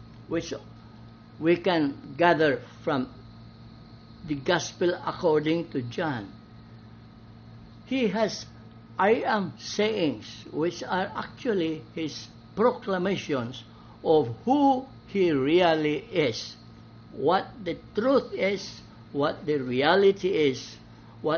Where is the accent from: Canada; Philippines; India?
Philippines; Balamban, Central Visayas; my hometown of Balamban